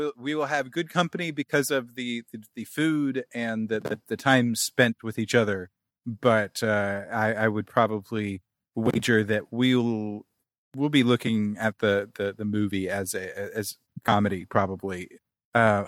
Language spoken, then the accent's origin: English; Kansas City, United States; moved away; growing up in Kansas City